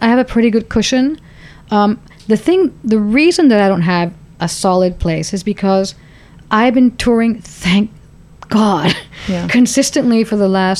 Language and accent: English; Laredo, Texas, United States; Maybe Laredo, my hometown.